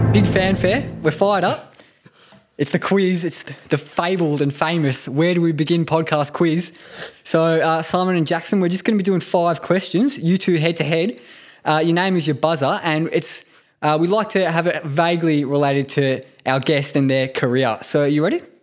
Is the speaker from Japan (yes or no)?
yes; Japan; now in Australia; I was born in Japan, obviously, went back a few years ago